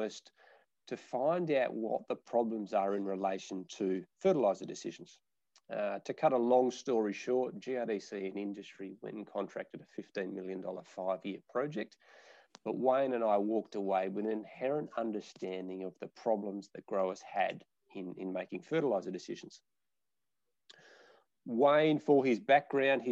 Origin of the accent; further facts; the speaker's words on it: Nabawool, near Northam, Western Australia, Australia; My family are fifth generation farmers in a little small town called Nabawul, which is about 30 kilometres just out of Durham